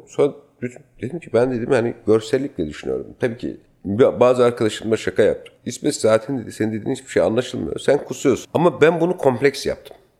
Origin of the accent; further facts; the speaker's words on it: Ankara, Turkey; also born or lived in Adıyaman / Paris; now in Istanbul, Turkey; çocukluğum Ankara'da geçti.